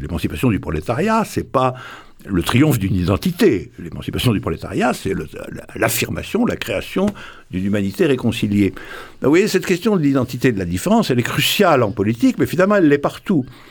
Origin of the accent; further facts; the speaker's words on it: Morocco; je suis né au Maroc, je suis né au Maroc